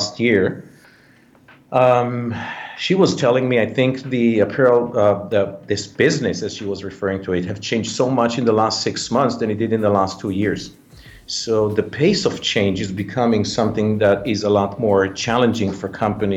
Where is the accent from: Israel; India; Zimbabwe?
Israel; moved away as an adult; also born or lived in Thailand; now in United States; I was born in Israel, but at the age of 20 or so, I left the country and I moved to live in Thailand